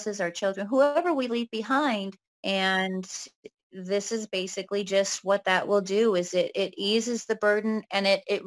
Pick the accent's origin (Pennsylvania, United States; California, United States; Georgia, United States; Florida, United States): California, United States; moved away as an adult; also born or lived in Texas; now in Arizona, United States; I am originally from California. But when I was probably about 24, 25, I ended up moving to Texas